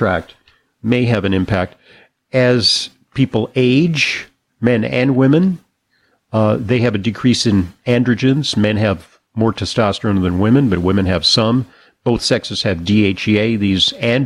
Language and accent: English; California, United States; growing up in California